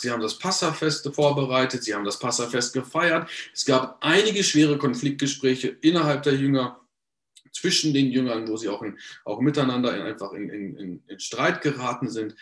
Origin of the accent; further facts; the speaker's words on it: Paderborn, North Rhine-Westphalia, Germany; ich bin in Paderborn geboren und aufgewachsen